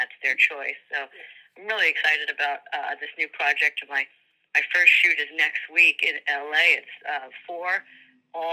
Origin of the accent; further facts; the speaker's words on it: New York, United States; We grew up in New York